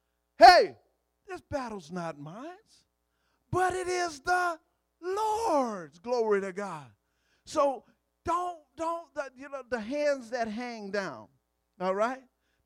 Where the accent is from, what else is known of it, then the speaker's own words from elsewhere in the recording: Louisiana, United States; I'm from Louisiana